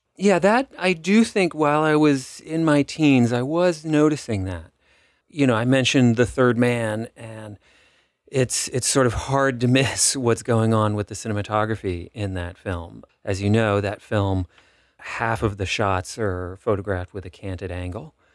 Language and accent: English; Los Angeles, California, United States; moved away; I grew up in Los Angeles